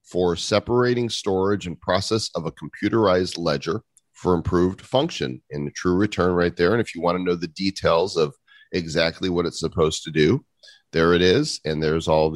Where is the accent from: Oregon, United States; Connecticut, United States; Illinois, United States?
Illinois, United States; Chicago suburbs; growing up in the Chicago suburbs